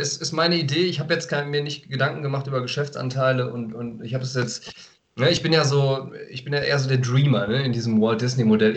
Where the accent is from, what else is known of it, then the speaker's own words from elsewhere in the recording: Aachen, North Rhine-Westphalia, Germany; als Aachener